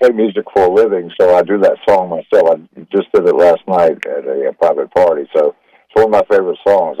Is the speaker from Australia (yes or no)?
no; Raleigh, North Carolina, United States; I'm a Raleigh native. I was born at Rex Hospital in 1956, and I've seen Raleigh go through a metamorphosis over the years, but it's still my hometown